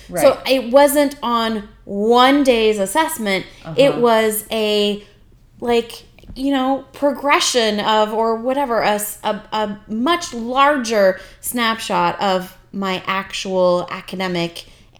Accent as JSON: {"language": "English", "country": "Canada", "tie": "born or raised there", "moved": "yes", "said": "I'm, you know, Canadian. I grew up in Canada. I did my university, college, all that mm-hmm. in Canada."}